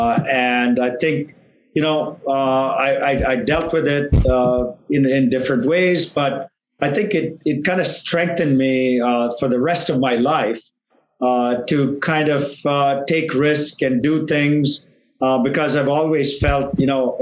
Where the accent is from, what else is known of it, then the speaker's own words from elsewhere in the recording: Chennai, Tamil Nadu, India; moved away as an adult; now in United States; I was in India and I grew up there in Chennai